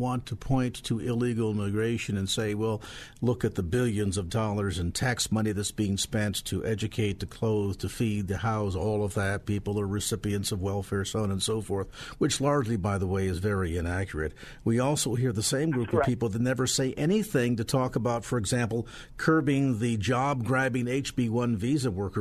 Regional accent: California, United States; as a Californian and as a Christian

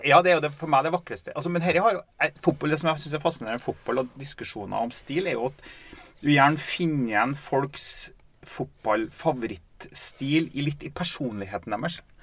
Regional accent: Steinkjer, Trøndelag, Norway; vi har vokst opp i Steinkjer.

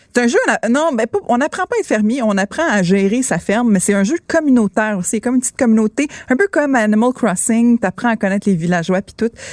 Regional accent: Quebec, Canada; on est québécois

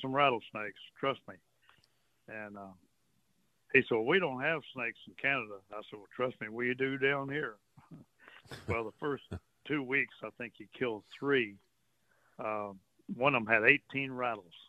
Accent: Port Arthur, Texas, United States; also born or lived in Port O'Connor, Texas; I've grown up on the coast all my life, you know. Right. I grew up in Port Arthur

